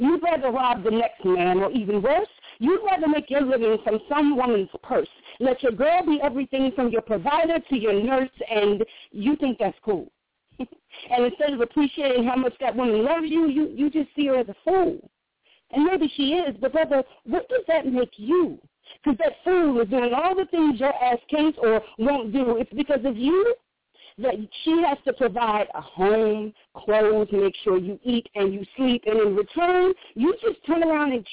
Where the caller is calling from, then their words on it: South Carolina, United States; I'm calling from South Carolina